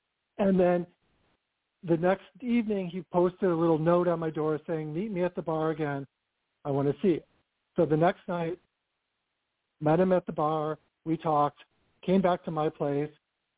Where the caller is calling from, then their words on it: Southern California, United States; I'm calling from calling from Southern California.